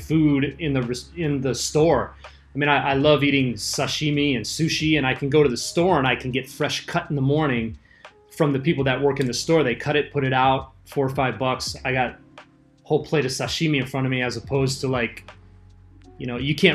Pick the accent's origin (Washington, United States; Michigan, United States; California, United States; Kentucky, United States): California, United States; Los Angeles; moved away as an adult; now in Okinawa, Japan; I'm from Los Angeles